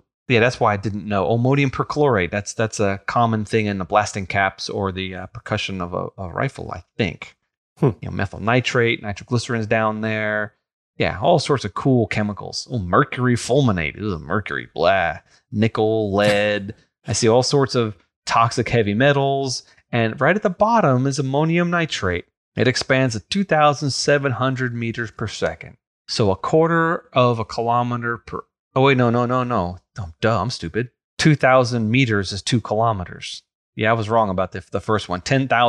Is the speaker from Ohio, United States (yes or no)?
no; New York, United States; I grew up on Long Island, and on the North Shore, closer to New York City, was the Grucci fireworks family.